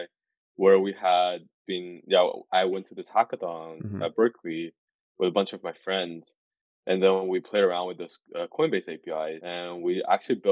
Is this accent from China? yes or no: yes; China; moved away; I came from China as well